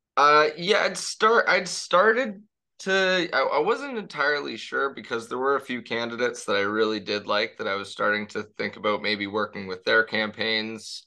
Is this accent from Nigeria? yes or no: no; Toronto, Ontario, Canada; also born or lived in Paris, France; I was born and raised in in the Spadina and College area